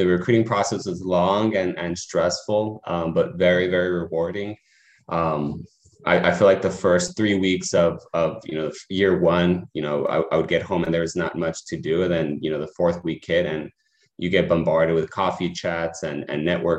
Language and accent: English; El Paso, Texas, United States; moved away as an adult; also born or lived in Phoenix, Arizona; now in Ann Arbor, United States; I'm originally from El Paso, Texas